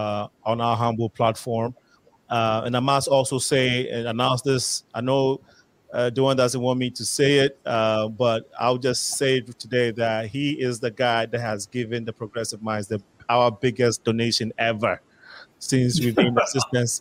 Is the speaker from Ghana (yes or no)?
yes; Ghana; now in Chicago, United States; as a Ghanaian